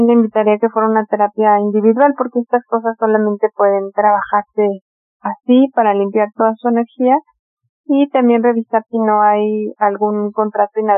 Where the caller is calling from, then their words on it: Toluca, State of Mexico, Mexico; soy de Toluca.